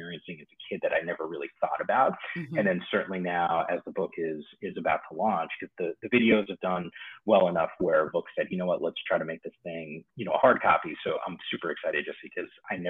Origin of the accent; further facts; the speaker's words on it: New Jersey, United States; moved away as an adult; also born or lived in Bronx, New York; now in California, United States; I was born in the Bronx. We grew up in the Bronx for a few years, and then we moved to New Jersey, which is where it's still kind of home in a lot of ways, despite the fact that I've lived in California now for the better part of 10 years